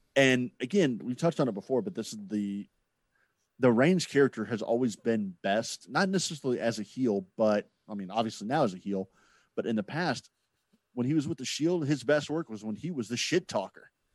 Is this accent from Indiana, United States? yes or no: yes; Indianapolis, Indiana, United States; growing up in Indianapolis